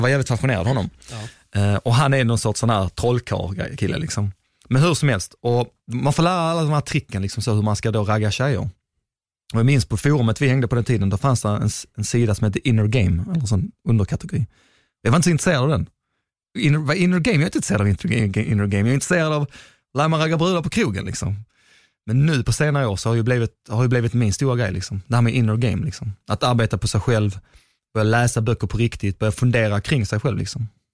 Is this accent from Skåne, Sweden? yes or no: yes; Skåne, Sweden; accent: Skåne; also born or lived in Gothenburg; jag är i Skåning